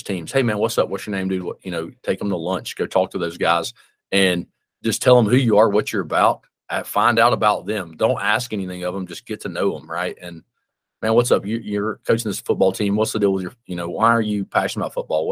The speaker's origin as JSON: {"language": "English", "town": "Birmingham", "region": "Alabama", "country": "United States", "tie": "born or raised there", "moved": "yes", "said": "I live in my hometown or whatever now, right? I moved back to my hometown. I'm from Birmingham"}